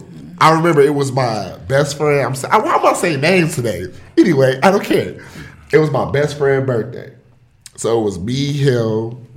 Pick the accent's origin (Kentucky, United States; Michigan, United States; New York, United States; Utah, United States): Michigan, United States; Pontiac; I'm from Pontiac.